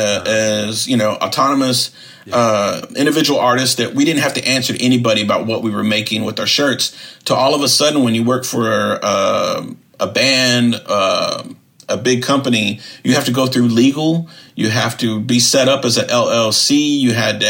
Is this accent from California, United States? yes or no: yes; Southern California, United States; moved away as an adult; also born or lived in Austin, Texas / Wisconsin; As a Chicano growing up in Southern California, I was raised seeing, like, the murals, the narratives, the tattoo culture of my cousins